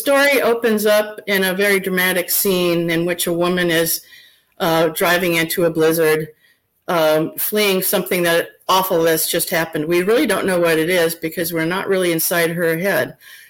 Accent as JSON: {"language": "English", "region": "Minnesota", "country": "United States", "tie": "born or raised there", "said": "I was up in Minnesota, which is my home state"}